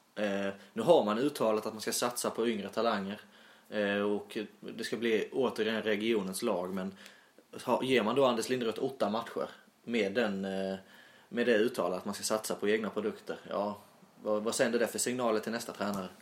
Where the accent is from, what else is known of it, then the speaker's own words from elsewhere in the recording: Sölvesborg, Blekinge, Sweden; accent: Sölvesborgska; jag pratar väl lite mer, eh, ja, ska man säga Sölvesborgska